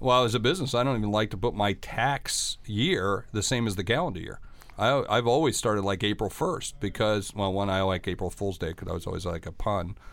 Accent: Sioux Falls, South Dakota, United States; my hometown of Sioux Falls, South Dakota

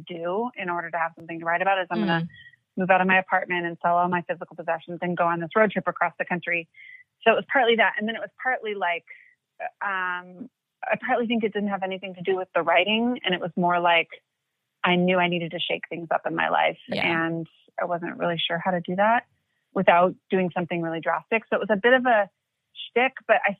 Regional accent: Portland, Oregon, United States; I grew up in Portland, Oregon

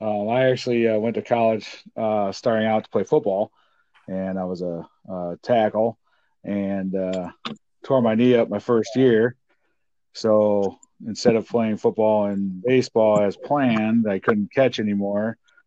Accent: Le Mars, Iowa, United States; moved away as an adult; now in Dubuque, United States; back in my hometown of Lamar's

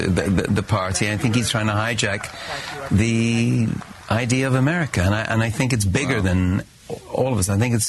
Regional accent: Ireland; I'm Irish. I don't have a vote.

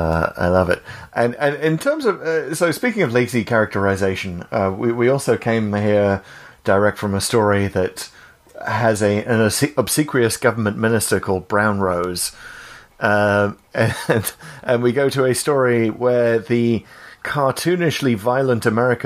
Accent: Wales, United Kingdom; accent: Welsh; sorry, I won't inflict much of my Welsh accent on you

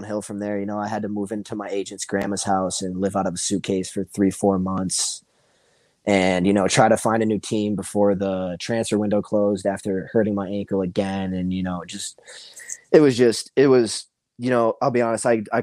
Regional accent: Rochester, New York, United States; my hometown, Rochester

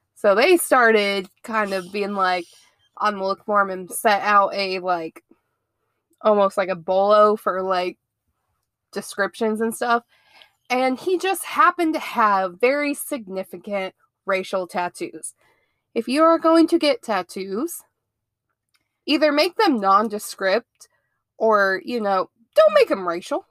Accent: Ohio, United States; moved away as an adult; now in Mobile, United States; I am originally from Ohio, I moved down here to good old Mobile, Alabama, about nine years ago

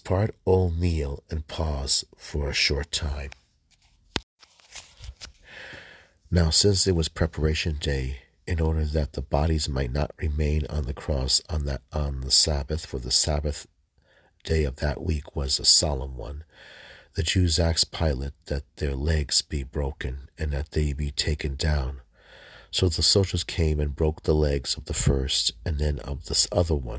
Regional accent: United States; I was born in the United States

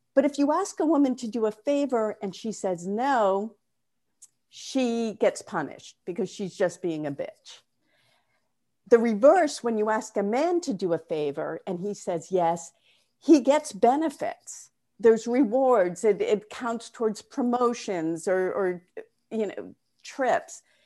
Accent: Newton, Massachusetts, United States; moved away as an adult; also born or lived in California / New York; I'm from Newton, Massachusetts

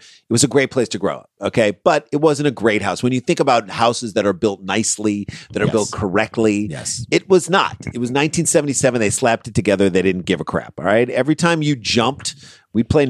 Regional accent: St. Louis, Missouri, United States; the house we grew up in St. Louis

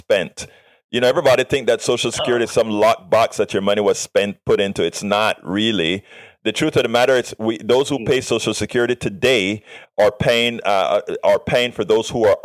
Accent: Panama; now in United States; yo soy panameño también

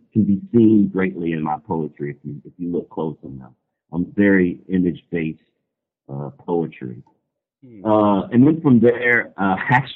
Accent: Louisville, Kentucky, United States; also born or lived in Cincinnati, Ohio; basically born and raised in Louisville, Kentucky.

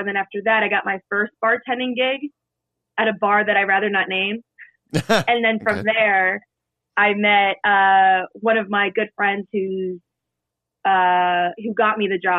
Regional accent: New Jersey, United States; moved away as an adult; also born or lived in Brooklyn / Upper East Side; now in New York City, United States; I'm from South Jersey originally.

